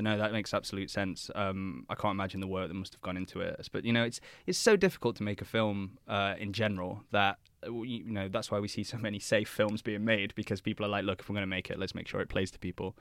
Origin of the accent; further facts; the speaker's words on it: England, United Kingdom; being an Englishman myself